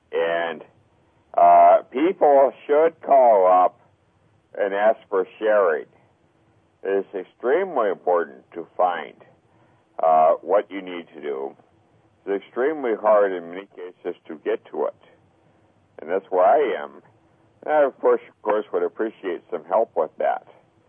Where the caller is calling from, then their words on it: Melbourne Village, Florida, United States; I'm calling from Melbourne Village, Florida.